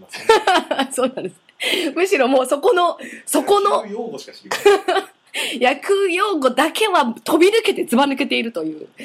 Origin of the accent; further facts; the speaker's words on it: Saitama, Japan; moved away; ずっとここで生まれ育ってきた私のこのリビング